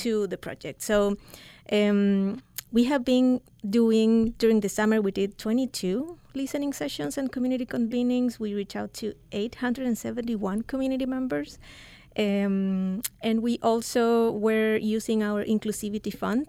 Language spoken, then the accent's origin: English; Chile; moved away as an adult; also born or lived in Central Coast, California; now in United States; I'm from Chile. I moved here eight years ago